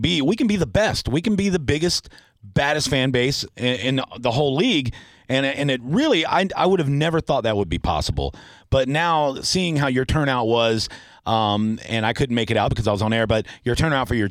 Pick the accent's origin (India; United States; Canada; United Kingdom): United States; Tampa, Florida; born and raised in Tampa